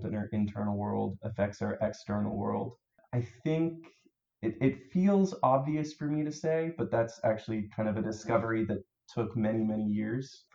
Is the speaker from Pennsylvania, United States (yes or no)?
no; New Hampshire, United States; moved away as an adult; also born or lived in Maryland; now in Baltimore, United States; I grew up in New Hampshire, but I moved to Maryland in 2011.